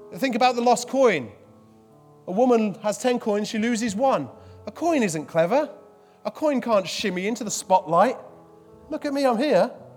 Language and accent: English; Midlands, United Kingdom; I'm from the Midlands